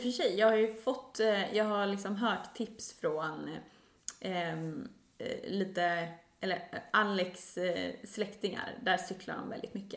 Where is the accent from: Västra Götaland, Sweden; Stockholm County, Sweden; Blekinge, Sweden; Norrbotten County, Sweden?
Stockholm County, Sweden; Stockholm; Vi borde ha förtur som stockholmare